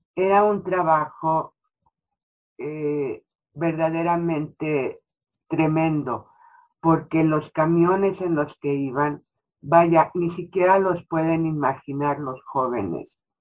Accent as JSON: {"language": "Spanish", "country": "Mexico"}